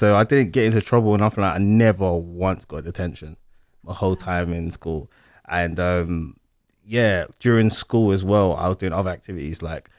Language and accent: English; London, United Kingdom; also born or lived in Kent; now in United States; South London, I'm from South London.